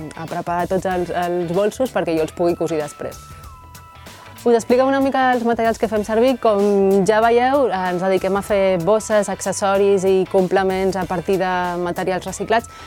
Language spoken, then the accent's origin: Catalan; Barcelona, Catalonia, Spain; moved away as an adult; also born or lived in Riudoms; now in Reus, Spain; som de Barcelona